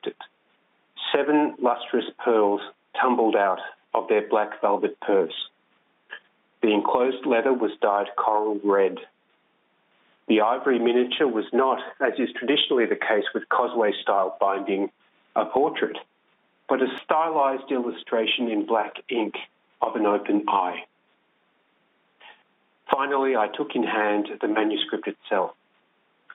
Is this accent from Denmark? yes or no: no; Australia; also born or lived in France; now in Melbourne, Australia; I was born in France. I had a French father and an Armenian mother. We came to Australia when I was a child